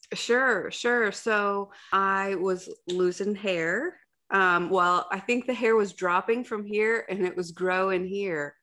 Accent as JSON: {"language": "English", "region": "Ohio", "country": "United States", "said": "I'm from Ohio"}